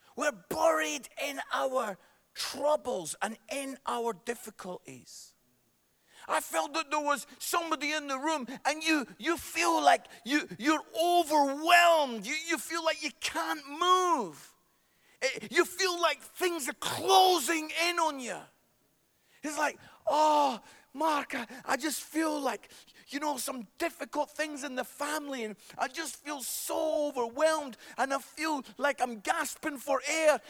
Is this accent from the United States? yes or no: no; Scotland, United Kingdom; accent: Scottish; I am Scottish